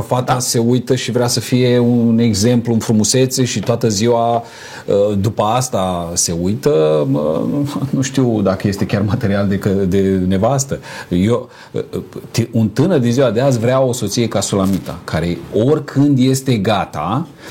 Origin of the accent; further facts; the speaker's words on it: Romania; noi suntem români